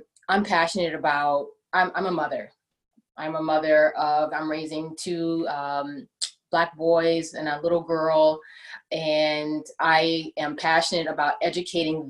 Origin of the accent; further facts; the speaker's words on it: Houston, Texas, United States; now in San Jose, United States; I'm actually from Houston, Texas. So we got to go in H-Town